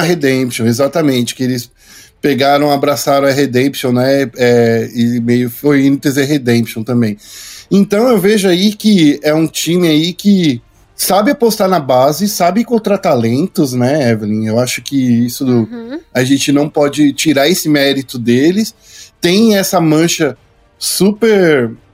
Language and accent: Portuguese; São Paulo, Brazil; Porque eu sou muito paulistano, cara. Eu sou muito paulistano